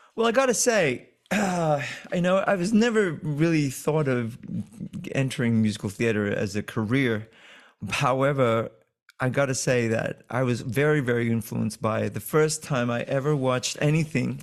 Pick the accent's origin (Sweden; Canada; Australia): Australia; moved away; also born or lived in London; I've done a lot of big scale productions growing up in Australia